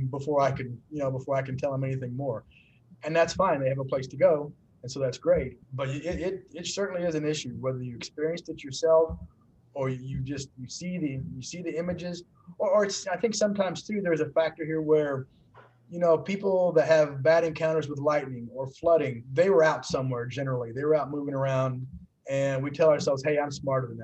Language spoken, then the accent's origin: English; Murphysboro, Illinois, United States; I'm from Murfreesboro, Illinois